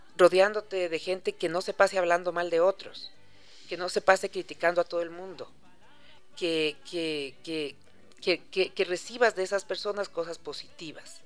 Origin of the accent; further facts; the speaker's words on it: Ecuador; somos los ecuatorianos